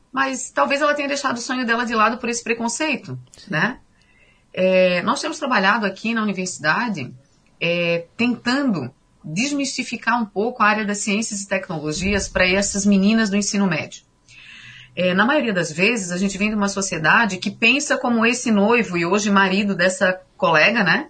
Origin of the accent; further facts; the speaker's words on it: São José, Santa Catarina, Brazil; eu sou natural de São José, na Grande Florianópolis